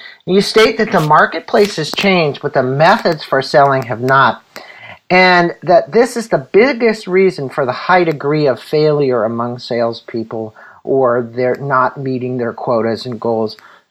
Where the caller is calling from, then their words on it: San Diego, California, United States; I'm joining from San Diego, sunny San Diego